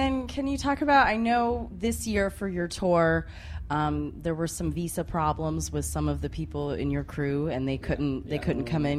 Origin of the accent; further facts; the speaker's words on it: United States; even me as an American